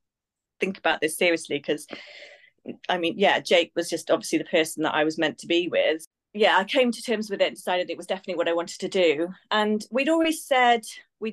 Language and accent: English; Abergavenny, Wales, United Kingdom; moved away; I'm from Wales. Yeah, grew up in a really small rural town in Abergavenny